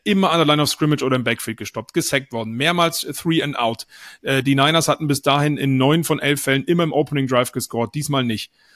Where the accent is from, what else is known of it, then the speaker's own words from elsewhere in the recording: Bavaria, Germany; bei uns in Bayern